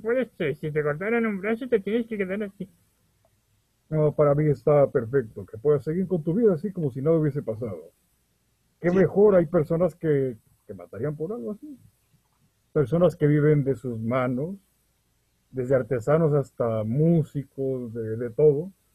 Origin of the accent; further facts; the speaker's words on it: Veracruz, Mexico; somos del estado de Veracruz, en México